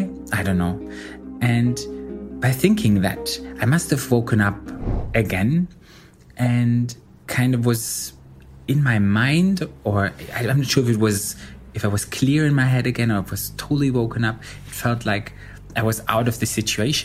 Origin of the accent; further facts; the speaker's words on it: Berlin, Germany; I'm 35 years old and I'm from Berlin, Germany